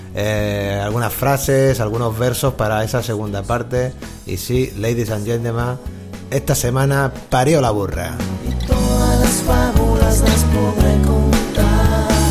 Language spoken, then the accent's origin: Spanish; Catalonia, Spain; yo también soy catalán